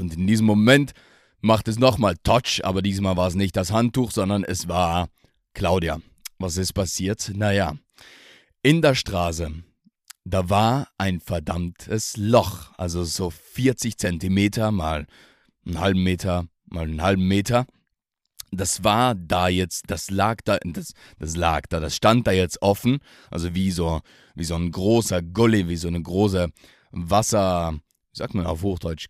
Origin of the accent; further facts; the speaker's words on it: South Tyrol, Trentino-Alto Adige, Italy; aus meiner Heimat, aus dem wunderschönen Südtirol